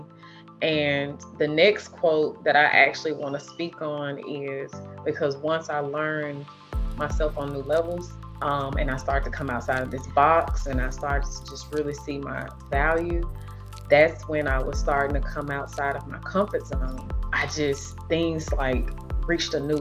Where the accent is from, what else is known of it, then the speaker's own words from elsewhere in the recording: Nashville, Tennessee, United States; I was raised in North Nashville, which is considered the hood.